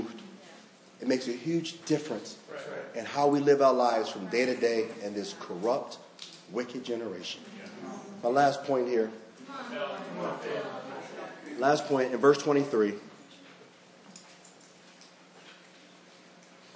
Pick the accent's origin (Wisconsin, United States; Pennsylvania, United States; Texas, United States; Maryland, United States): Maryland, United States; Baltimore; I'm from Baltimore